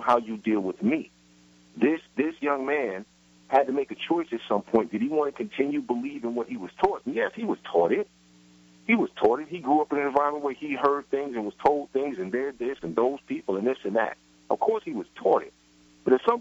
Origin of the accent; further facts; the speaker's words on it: New York City, New York, United States; I grew up in Brooklyn in the projects